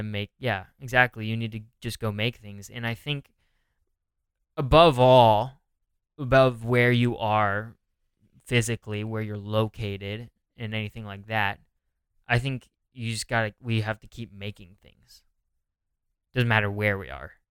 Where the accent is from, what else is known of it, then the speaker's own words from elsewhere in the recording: California, United States; now in New York, United States; I'm from California